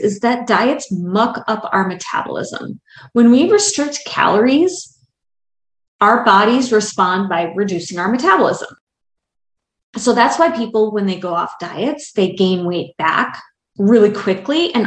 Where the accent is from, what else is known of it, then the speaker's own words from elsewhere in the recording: Wisconsin, United States; moved away; also born or lived in Baltimore, Maryland; I grew up in Wisconsin and never really liked tomatoes until the first summer I lived in Baltimore